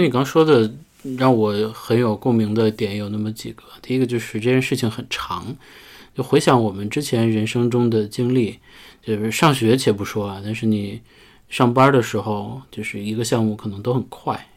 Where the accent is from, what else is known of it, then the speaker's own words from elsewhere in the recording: northern China, China; 作为北方人